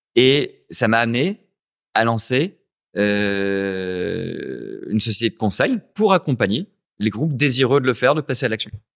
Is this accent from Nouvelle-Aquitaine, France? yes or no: no; Lens, Hauts-de-France, France; moved away as an adult; also born or lived in Lille / Paris; now in Ho Chi Minh City, Vietnam; Je suis né à Lens, euh, dans le Pas-de-Calais